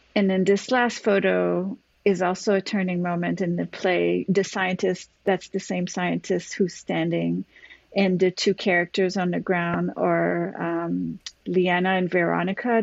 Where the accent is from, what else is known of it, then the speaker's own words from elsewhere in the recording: Montreal, Quebec, Canada; now in New York, United States; I'm originally from Canada